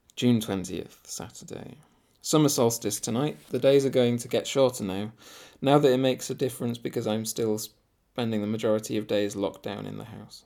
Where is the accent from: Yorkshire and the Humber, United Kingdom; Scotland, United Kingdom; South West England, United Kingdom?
Yorkshire and the Humber, United Kingdom; Scarborough; moved away; my hometown Scarborough